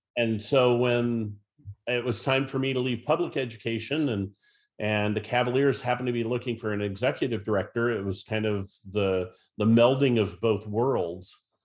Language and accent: English; Northeast Ohio, United States; I grew up in Northeast Ohio, went to Norton High School and, uh, graduated from the University of Akron.